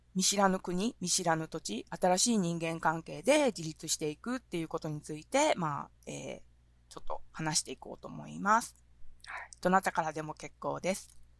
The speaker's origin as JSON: {"language": "Japanese", "town": "Kitakyushu", "region": "Fukuoka", "country": "Japan", "tie": "born or raised there", "also_born_or_lived": "Sendai", "moved": "as an adult", "lives_now": "Kyoto, Japan", "said": "私はですね、福岡県は北九州市で生まれ育って、えー、っと、19歳の時に、あのー、ですね、京都にやってきました。"}